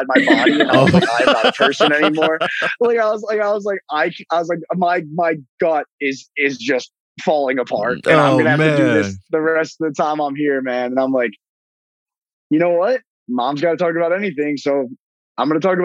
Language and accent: English; Northern New Jersey, United States; being from Northern New Jersey